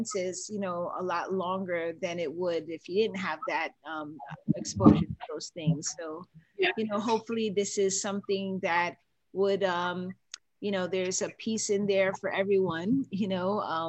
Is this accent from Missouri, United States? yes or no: no; New York, United States; moved away; I was born in New York